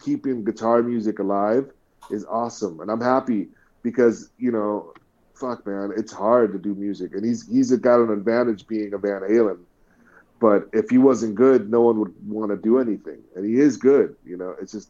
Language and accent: English; Bay Area, California, United States; growing up in the Bay Area